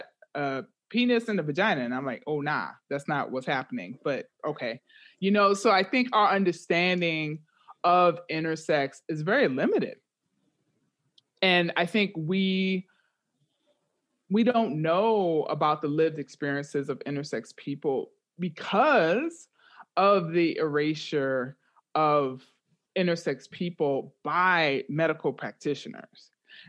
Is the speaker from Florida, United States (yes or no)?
no; Bronx, New York, United States; moved away as an adult; also born or lived in Massachusetts / California / Atlanta; now in Manchester, United Kingdom; I am originally from the Bronx, but moved around the U.S.